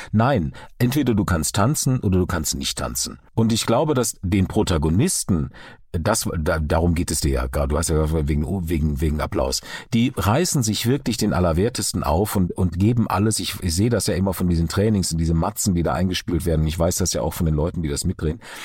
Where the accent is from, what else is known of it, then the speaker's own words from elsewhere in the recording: Duisburg, North Rhine-Westphalia, Germany; moved away; also born or lived in Karlsruhe; Wir sind beide in Duisburg geboren, äh, äh, Kinder des Ruhrgebiets.